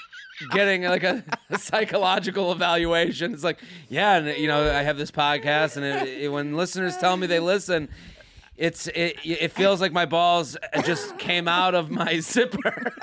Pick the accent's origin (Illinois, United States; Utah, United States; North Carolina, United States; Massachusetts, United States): Massachusetts, United States; Needham; I'm from Needham.